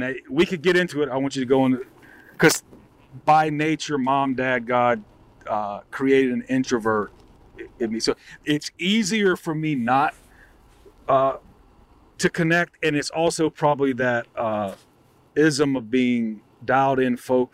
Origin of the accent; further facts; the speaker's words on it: the South, United States; I grew up in the South.